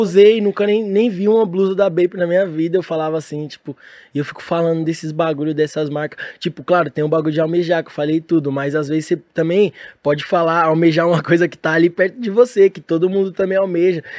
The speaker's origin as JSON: {"language": "Portuguese", "region": "São Paulo", "country": "Brazil", "said": "eu sou de São Paulo"}